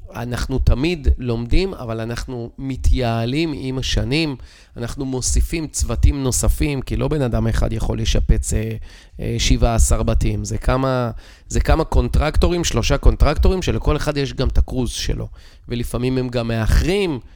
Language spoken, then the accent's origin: Hebrew; Israel; אנחנו כישראלים